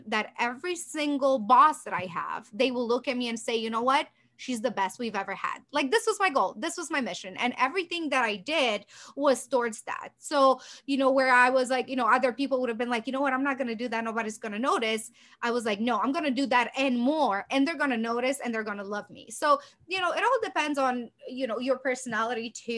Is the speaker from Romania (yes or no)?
yes; Romania; now in United States; I was born in Romania, moved to US. It's been approximately 18 years